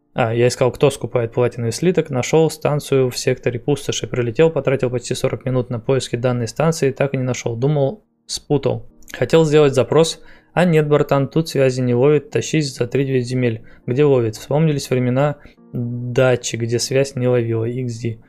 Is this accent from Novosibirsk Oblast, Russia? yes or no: yes; Novosibirsk, Novosibirsk Oblast, Russia; я из Новосибирска.